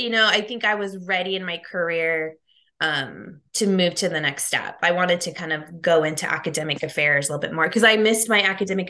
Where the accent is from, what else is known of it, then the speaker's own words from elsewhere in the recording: San Diego, California, United States; also born or lived in Fullerton / Miami; I'm from San Diego, so Southern California.